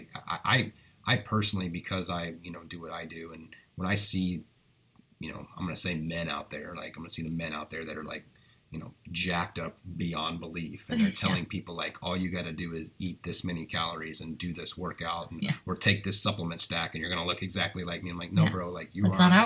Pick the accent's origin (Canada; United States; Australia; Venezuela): United States; as an American, like being proud to be